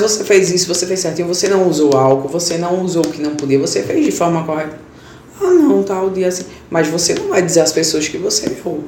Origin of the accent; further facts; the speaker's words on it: Bezerros, Pernambuco, Brazil; Sou da cidade de Bezerros